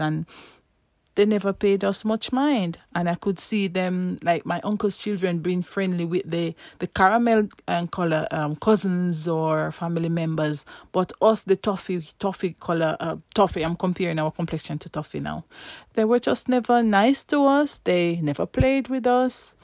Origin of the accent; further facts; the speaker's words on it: Saint Ann Parish, Jamaica; moved away as an adult; now in United Kingdom; Well, me, I, I grew up in Jamaica